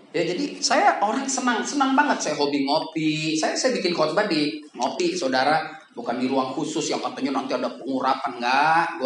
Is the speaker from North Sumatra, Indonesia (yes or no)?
yes; North Sumatra, Indonesia; Saya di sini karena saya umur 16 tahun, karena saya orang Batak, saudara.